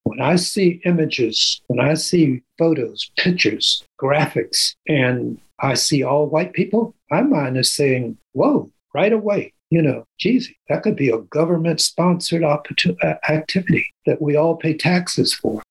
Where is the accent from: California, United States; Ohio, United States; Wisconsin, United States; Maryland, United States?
Maryland, United States; Annapolis; I grew up in Annapolis, Maryland